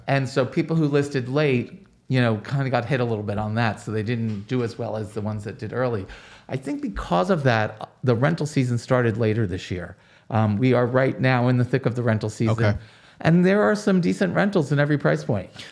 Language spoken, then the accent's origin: English; Roselle Park, New Jersey, United States; up in a little town in New Jersey called Roselle Park